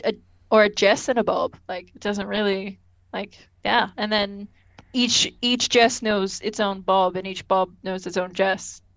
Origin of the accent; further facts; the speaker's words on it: Australia; I'm Australian, it's fine. We're both Australian